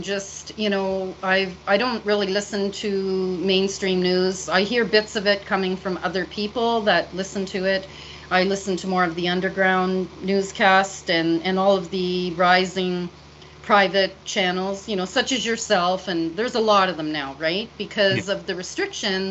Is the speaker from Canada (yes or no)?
yes; Canada; as a Canadian